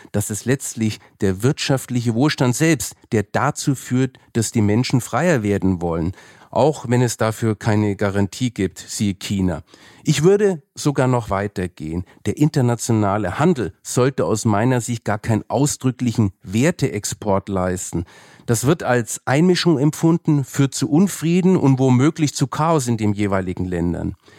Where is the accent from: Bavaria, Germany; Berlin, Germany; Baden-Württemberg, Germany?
Bavaria, Germany; Franconia; ich bin ja Franke